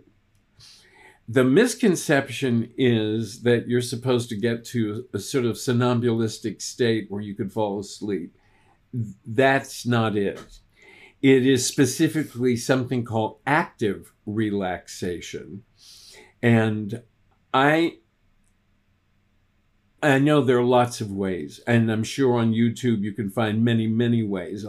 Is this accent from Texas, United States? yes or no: yes; Texas, United States; I grew up in Texas. We only spoke one language